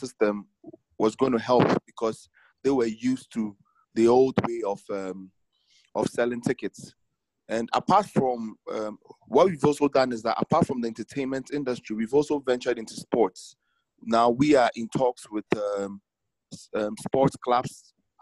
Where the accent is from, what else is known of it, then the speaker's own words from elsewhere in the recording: Ghana; I'm from Ghana.